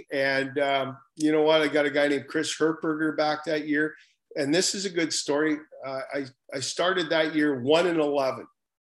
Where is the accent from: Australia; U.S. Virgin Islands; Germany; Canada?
Canada; Prince George, British Columbia; Prince George is my hometown. All my family was still up in Prince George. My wife's from Prince George.